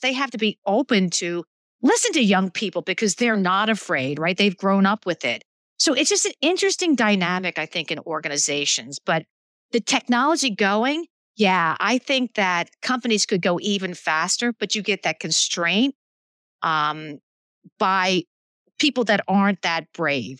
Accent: Philadelphia, Pennsylvania, United States; I grew up in Philadelphia

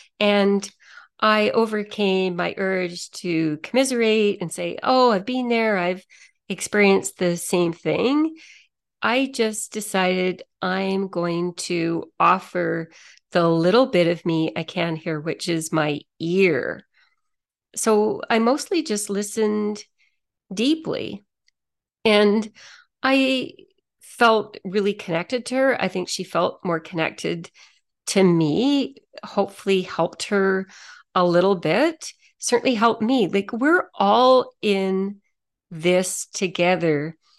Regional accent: Toronto, Ontario, Canada; moved away as an adult; I came from Toronto a few years ago, I still have a lot of friends back there.

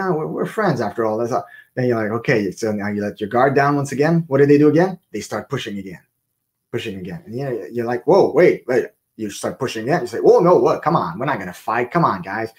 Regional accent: Canada; I'm Canadian

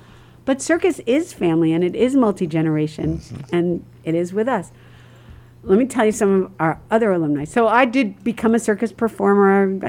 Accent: New York City, New York, United States; now in St. Louis, United States; I grew up in New York City

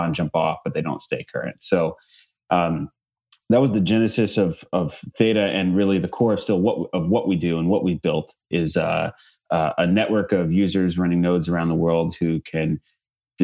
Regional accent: Bay Area, California, United States; I grew up in the Bay Area

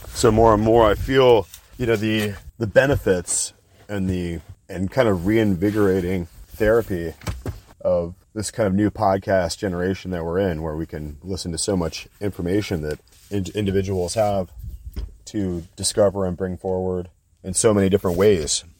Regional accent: United States

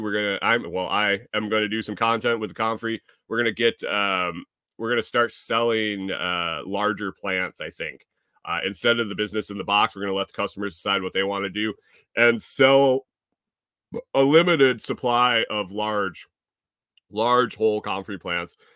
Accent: Eastern time zone, Eastern US, United States; when I grew up in Eastern

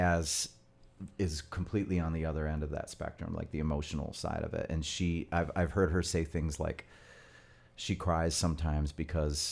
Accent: Royal Oak, Michigan, United States; also born or lived in Framingham, Massachusetts; I grew up in Royal Oak.

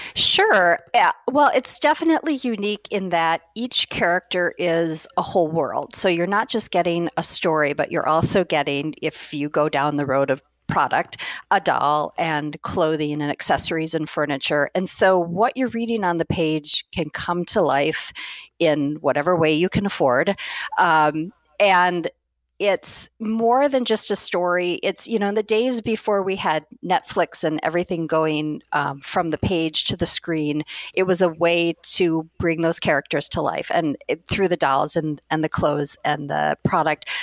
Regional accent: Madison, Wisconsin, United States; I knew I wanted to stay in Madison, Wisconsin, which is my hometown

